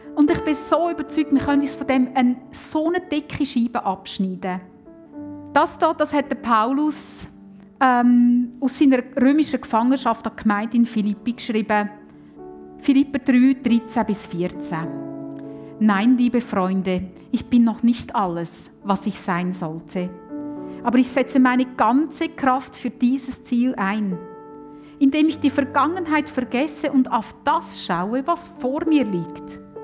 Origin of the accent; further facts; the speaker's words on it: Switzerland; bei uns in der Schweiz